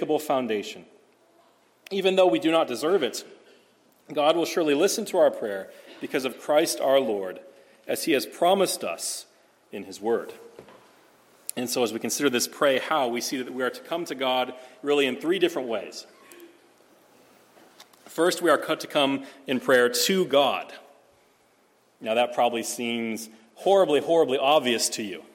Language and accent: English; Nebraska, United States; now in Phoenix, United States; growing up in Nebraska